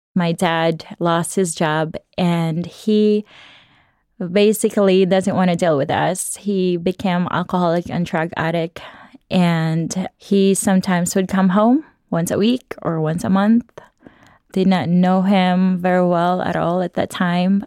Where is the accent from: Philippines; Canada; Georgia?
Philippines; Cebu City, Central Visayas; I grew up in Cebu, Philippines